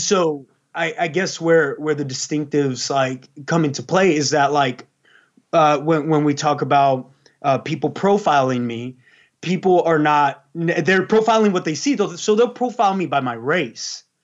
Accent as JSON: {"language": "English", "town": "San Antonio", "region": "Texas", "country": "United States", "tie": "born or raised there", "also_born_or_lived": "Los Angeles, California", "said": "I was born in Los Angeles, but I was eventually raised in Texas, San Antonio."}